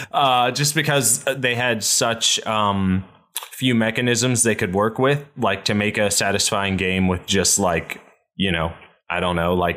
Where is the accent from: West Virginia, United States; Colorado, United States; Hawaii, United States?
West Virginia, United States; moved away as an adult; now in Los Angeles, United States; I grew up in West Virginia.